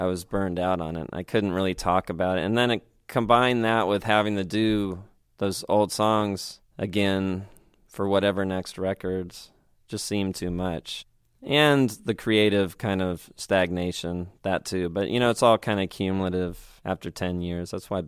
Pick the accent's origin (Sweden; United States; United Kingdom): United Kingdom; I was being British dramatic at the show.